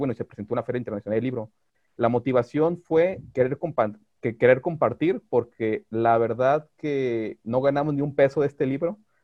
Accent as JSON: {"language": "Spanish", "town": "Guadalajara", "region": "Jalisco", "country": "Mexico", "said": "yo soy de Guadalajara"}